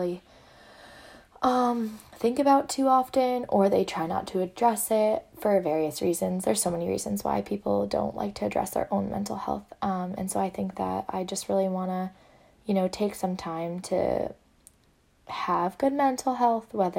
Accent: small town near Amherst, Western Massachusetts, United States; moved away as an adult; now in Boston, United States; I'm actually from Western Massachusetts, from a really small town near UMass Amherst

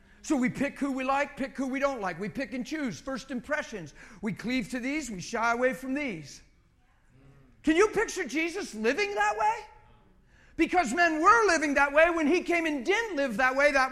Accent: United States; I'm an American

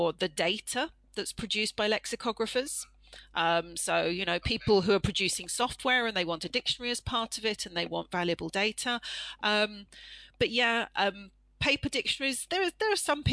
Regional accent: United Kingdom; as a British person

